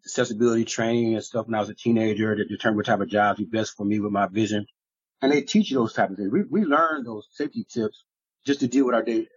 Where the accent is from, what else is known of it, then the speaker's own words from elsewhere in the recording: Ohio, United States; I grew up here in Ohio